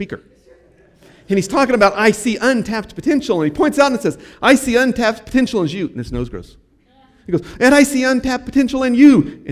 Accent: United States; I'm an American

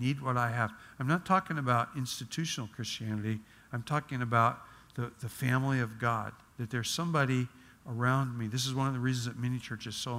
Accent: Oregon, United States; moved away; I grew up in Oregon where there's Douglas firs

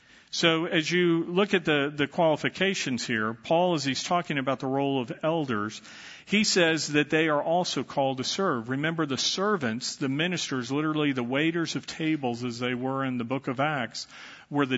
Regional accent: Dallas, Texas, United States; When I was growing up, I was raised in the Catholic Church, and I was an altar boy

